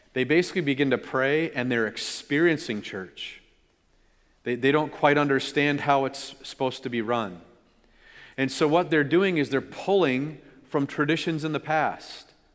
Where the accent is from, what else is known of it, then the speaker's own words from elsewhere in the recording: California, United States; my brother and I, growing up in California